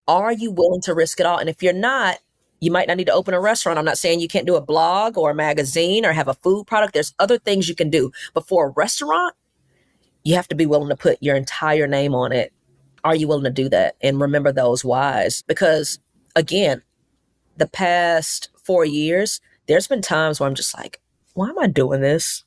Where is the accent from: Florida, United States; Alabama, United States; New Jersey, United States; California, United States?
Alabama, United States; Mobile; now in Atlanta, United States; We have four stores opening up in Mobile in my hometown